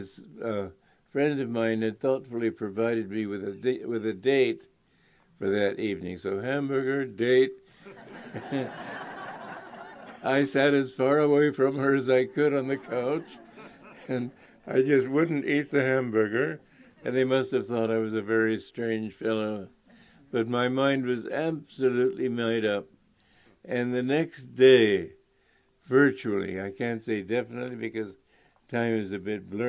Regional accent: New York, United States; moved away as an adult; I was from New York

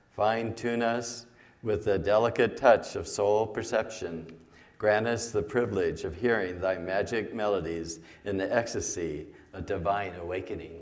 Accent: Sacramento Valley, California, United States; I grew up in the Sacramento Valley, uh, near the, uh, Sutter, uh, Sutter Buttes.

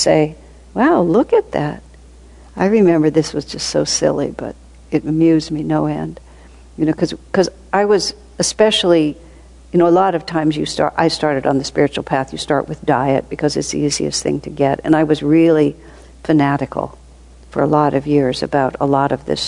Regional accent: United States; moved away; also born or lived in India; I come from America

